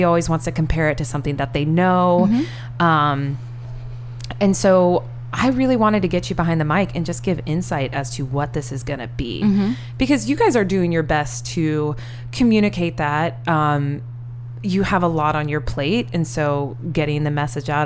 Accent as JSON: {"language": "English", "region": "Iowa", "country": "United States", "said": "I'm from Iowa."}